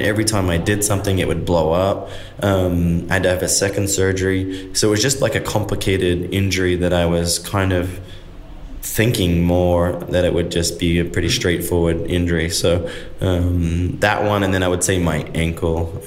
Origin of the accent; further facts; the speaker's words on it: Australia; moved away as an adult; now in United States; as a kid, I'm an Aussie